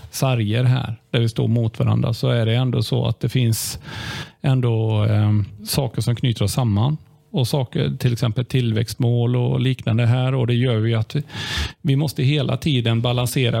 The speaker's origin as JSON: {"language": "Swedish", "town": "Limmared", "region": "Västra Götaland", "country": "Sweden", "tie": "born or raised there", "said": "Jag är född och uppvuxen i Limmared"}